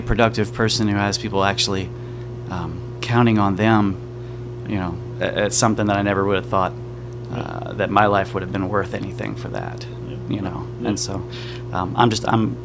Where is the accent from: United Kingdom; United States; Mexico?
United States; West Palm Beach, Florida; I was born in Palm Beach, Florida, West Palm Beach, Florida